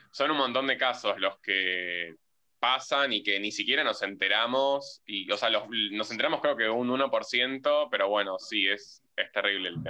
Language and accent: Spanish; Argentina; nosotros como, como argentinos, como no migrantes